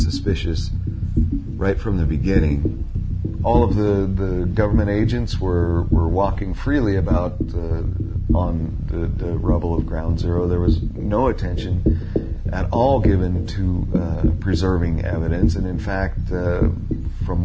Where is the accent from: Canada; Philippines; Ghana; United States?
United States; Denver, Colorado; moved away as an adult; also born or lived in Boulder, Colorado; now in Argentina; I was born in 1962 in Denver, Colorado